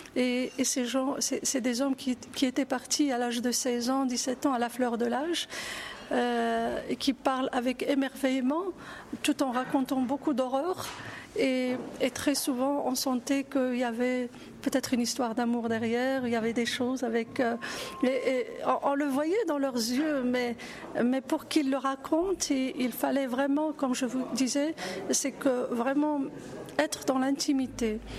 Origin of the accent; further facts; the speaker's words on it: Morocco; je suis marocaine